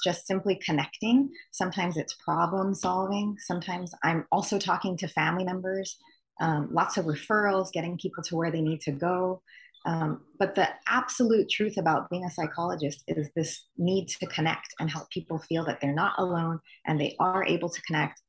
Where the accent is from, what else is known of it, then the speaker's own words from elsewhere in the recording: Honolulu, Hawaii, United States; I'm born and raised in Honolulu, Hawaii.